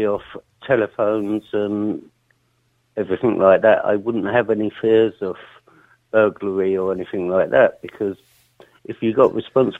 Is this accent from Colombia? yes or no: no; London, United Kingdom; now in Ireland; I wasn't actually brought up in Ireland. I was brought up in South London.